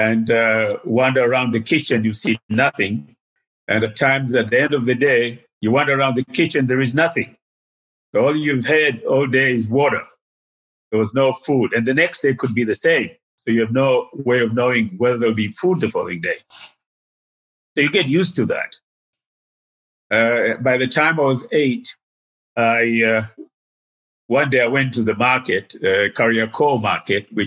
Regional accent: Dar es Salaam, Tanzania; moved away as an adult; also born or lived in Ujiji, Tanzania / United States; Most of my upbringing was in Dar es Salaam. I was born in Ujiji, which is by Lake Tanganyika. But we moved to Dar es Salaam in the early 50s when I was 5, 6

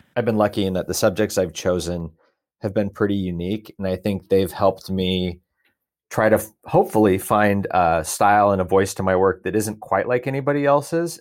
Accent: Portland, Oregon, United States; I grew up outside of Portland, Oregon, two acres across the street from a farm.

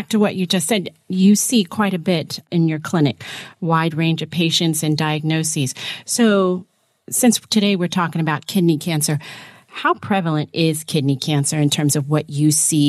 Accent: Westchester, New York, United States; I was born in Westchester.

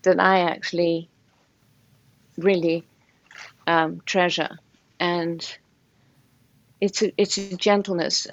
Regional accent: Portugal; now in Connecticut, United States; being in Portugal is, it's just an extremely kind, beautiful environment in which to be.

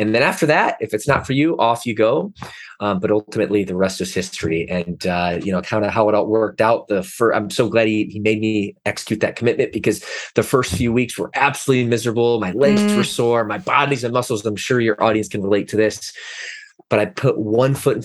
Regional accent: Detroit, Michigan, United States; moved away as an adult; also born or lived in Atlanta, Georgia; now in Southern California, United States; I grew up in the Midwest, which is amazing place, salt of the earth people

